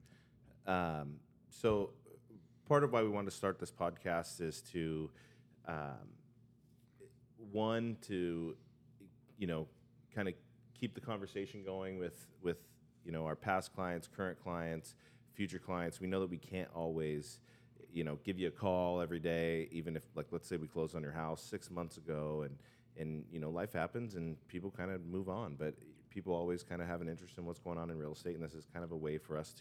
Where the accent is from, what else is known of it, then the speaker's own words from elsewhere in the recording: Southern California, United States; also born or lived in Chicago; I grew up here in Southern California